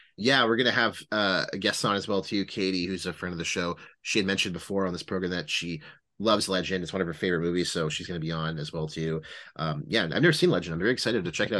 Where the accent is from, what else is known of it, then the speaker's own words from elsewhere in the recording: Ottawa, Ontario, Canada; we're all from Ottawa